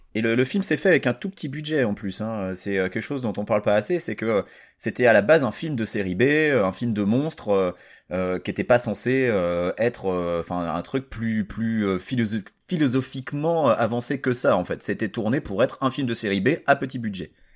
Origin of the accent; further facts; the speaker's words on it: Saint-Nazaire, Pays de la Loire, France; j'ai grandi à Saint-Nazaire, alors les blocos, on en était entouré et je jouais dedans quand j'étais gamin